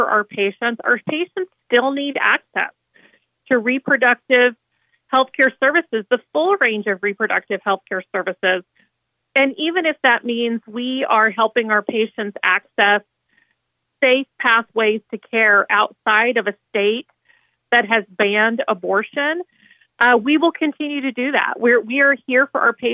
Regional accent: Nebraska, United States; moved away; it feels like home because I was born and raised in Nebraska

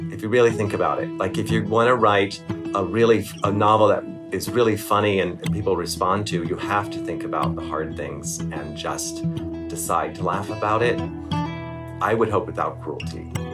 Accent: Maryland, United States; I'm from Maryland

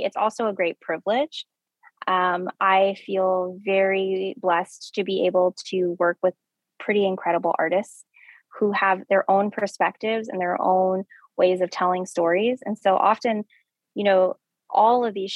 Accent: New Mexico, United States; moved away; I'm from New Mexico. I'm from the Southwest

